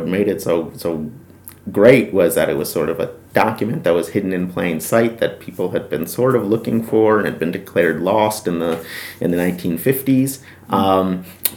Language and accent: English; New York, United States; I'm a New Yorker, so I'm from the North